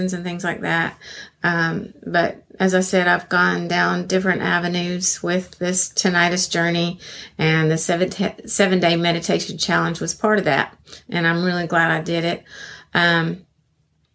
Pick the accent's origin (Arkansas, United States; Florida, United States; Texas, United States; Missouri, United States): Arkansas, United States; I'm from Arkansas, USA.